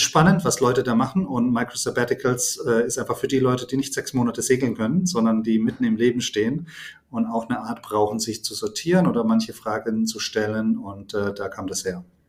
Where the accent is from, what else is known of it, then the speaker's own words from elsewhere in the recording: near Heidelberg, Baden-Württemberg, Germany; komme aus der Nähe von Heidelberg